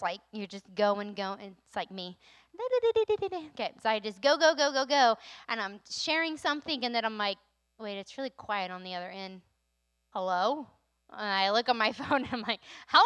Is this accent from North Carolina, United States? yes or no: yes; North Carolina, United States; moved away as an adult; now in Maine, United States; I'm from North Carolina